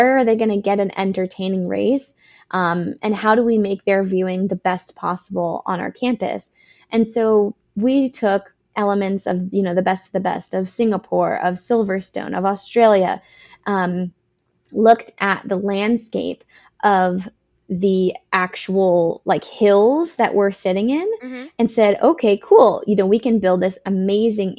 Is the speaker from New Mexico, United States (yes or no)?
no; Northern California, United States; I'm from Northern California